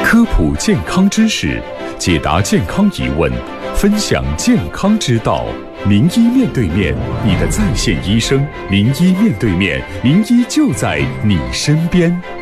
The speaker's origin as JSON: {"language": "Chinese", "region": "Liaoning", "country": "China", "said": "我是辽宁的那个患者"}